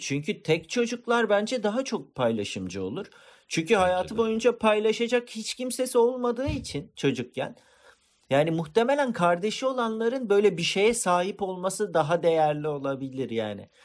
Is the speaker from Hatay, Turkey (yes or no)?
yes; Antakya, Hatay, Turkey; Antakyalıyız. Yani iki, annelerimiz kardeş, ikimiz de Antakyalıyız